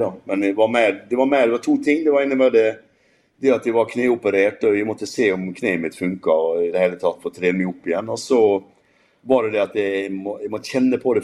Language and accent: Norwegian; Molde, Møre og Romsdal, Norway; moved away; jeg skal til hjembyen min